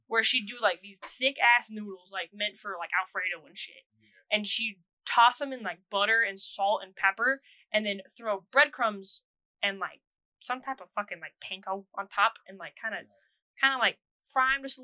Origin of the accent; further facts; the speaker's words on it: Las Vegas, Nevada, United States; also born or lived in Texas; Well, I'm from Vegas, but oh, I grew okay, up a lot. I, I grew up say. in Vegas and in Texas.